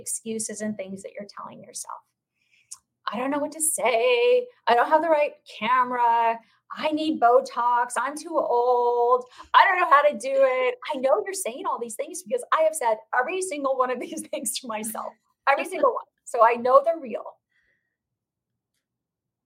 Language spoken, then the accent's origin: English; Phoenix, Arizona, United States; the real estate community here in my hometown